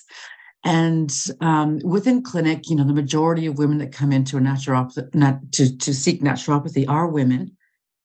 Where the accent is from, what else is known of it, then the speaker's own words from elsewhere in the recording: Canada; moved away as an adult; also born or lived in Australia; I'm originally from Canada, but I was living in Australia